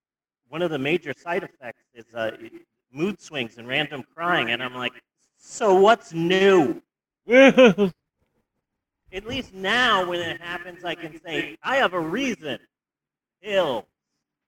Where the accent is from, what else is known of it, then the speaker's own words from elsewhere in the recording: United States; Technically, I am American, so that's one plus.